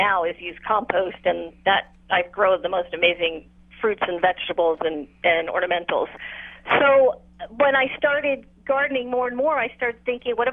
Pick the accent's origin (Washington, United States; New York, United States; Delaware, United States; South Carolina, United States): New York, United States; moved away; how I grew up in New York, we had a small patio